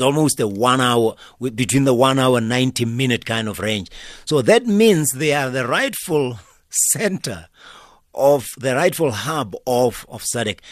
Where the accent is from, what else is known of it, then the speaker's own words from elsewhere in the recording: Limpopo, South Africa; I'm born in Limpopo, I'm far from water